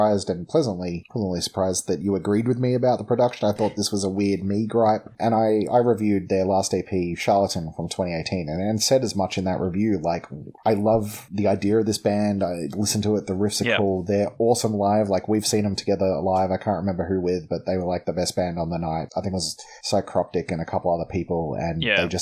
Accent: Melbourne, Victoria, Australia; we're from Melbourne

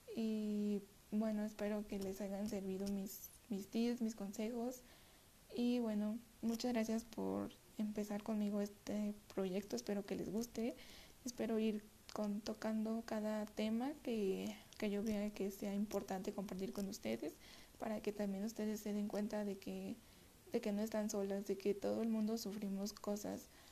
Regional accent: Mexico City, Mexico; soy de la Ciudad de México

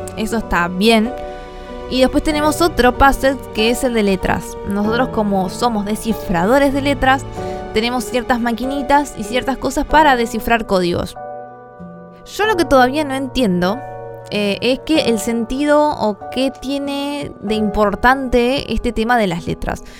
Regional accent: La Plata, Buenos Aires Province, Argentina; Soy de Argentina, La Plata.

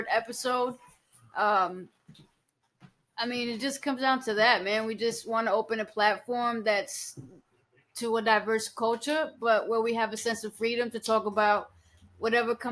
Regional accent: Massachusetts, United States; moved away as an adult; also born or lived in Florida; I'm from here. I'm from Massachusetts.

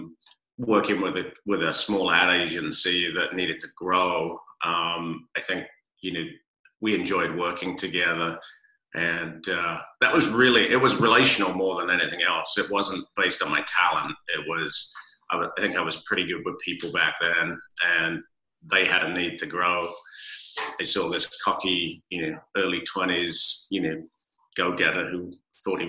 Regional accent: London, United Kingdom; now in San Diego, United States; I grew up in London and was a Londoner through and through. And, now I'm a proud Californian 30 plus years later.

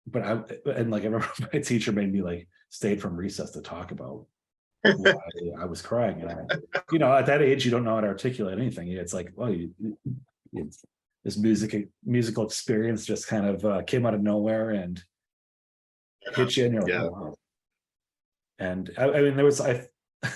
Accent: Hartland, Wisconsin, United States; I grew up in the small town of Hartland, Wisconsin, which is about 20-ish miles west of Milwaukee.

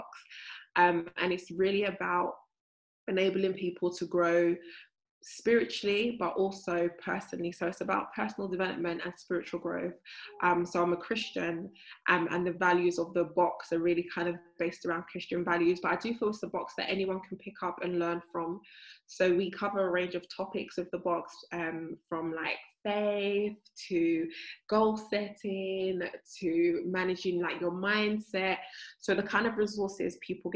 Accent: London, United Kingdom; I've grown up in South London all my life.

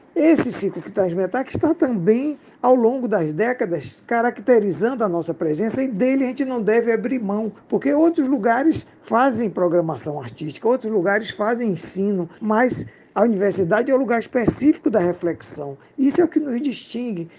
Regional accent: Bahia, Brazil; para os que gostam de falar as letras como nós baianos

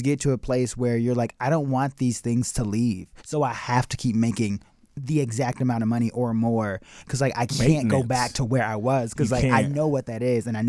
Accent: Chicago, Illinois, United States; Yeah, Chicago.

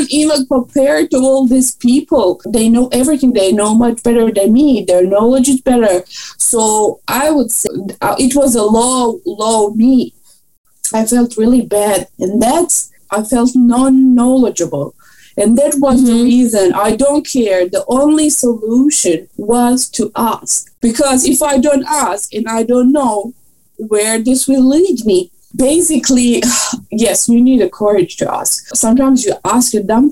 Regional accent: Croatia; moved away as an adult; also born or lived in Austria; I did my bachelor in Croatia, and I'm coming from Croatia

